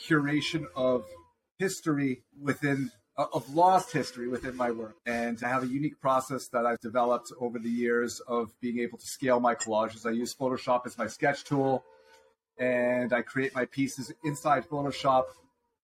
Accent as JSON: {"language": "English", "town": "Toronto", "region": "Ontario", "country": "Canada", "moved": "as an adult", "lives_now": "Southern California, United States", "said": "I'm originally from Toronto, Ontario, Canada. We moved here about 4 years ago"}